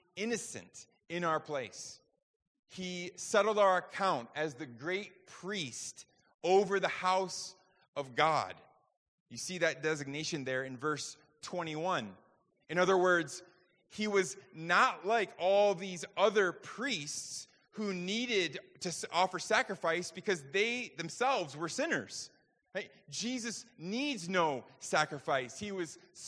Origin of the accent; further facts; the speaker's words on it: New York, United States; I grew up in New York, got my driver's permit when I was 15